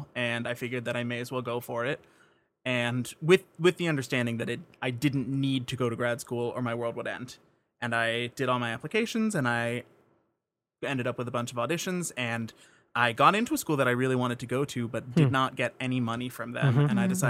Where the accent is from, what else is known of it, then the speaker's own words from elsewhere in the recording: Pittsburgh, Pennsylvania, United States; moved away; I grew up in Squirrel Hill, pretty close to the universities and not too far from downtown.